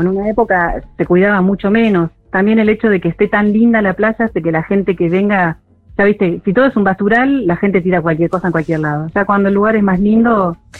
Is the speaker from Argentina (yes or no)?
yes; Morón, Buenos Aires Province, Argentina; moved away as an adult; now in Punta Lara, Argentina; como buena con urbanera desde Morón, peregriné cuando era chica a Punta Lara